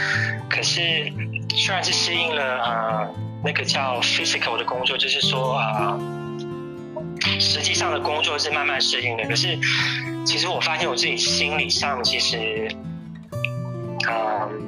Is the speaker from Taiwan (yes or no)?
no; Guangdong, China; 虽然我是一个广东人，我常常去饮茶